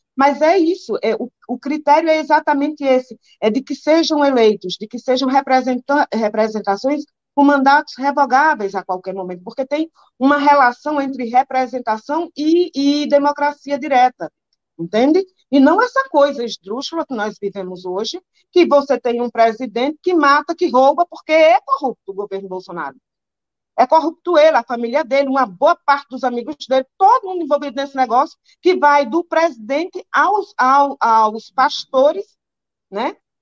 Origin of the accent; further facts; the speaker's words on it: Caatinga, Northeast Brazil, Brazil; eu nasci na, na Caatinga.